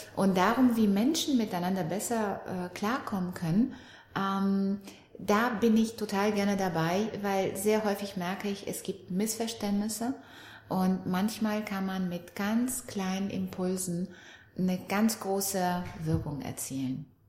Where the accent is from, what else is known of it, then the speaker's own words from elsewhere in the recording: Romania; now in Germany; ich komme aus Rumänien. Ich kam nach der Wende hier nach Deutschland, auch ohne meine Eltern